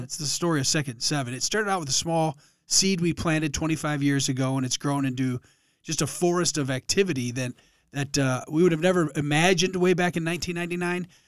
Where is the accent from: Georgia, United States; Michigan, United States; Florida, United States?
Michigan, United States; Allen Park; moved away as an adult; now in Columbus, United States; I grew up in Allen Park. Uh, it's a southwest Detroit suburb next to Dearborn